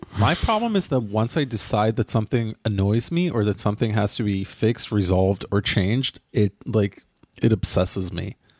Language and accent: English; Ra'anana, Central District, Israel; my hometown, it is Rwanana